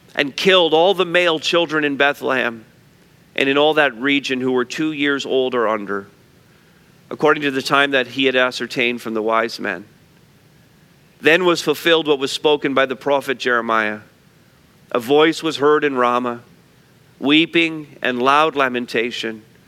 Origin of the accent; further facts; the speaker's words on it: Montreal, Quebec, Canada; moved away; I grew up in Montreal North